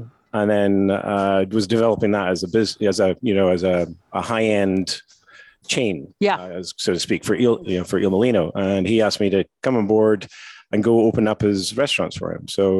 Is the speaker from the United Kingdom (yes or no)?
yes; Scottish Highlands, Scotland, United Kingdom; moved away as an adult; also born or lived in Jordan / New York, United States; now in Las Vegas, United States; originally I'm from Scotland, up in the Highlands. Worked in the hotel business over there for a few years. Then moved to Jordan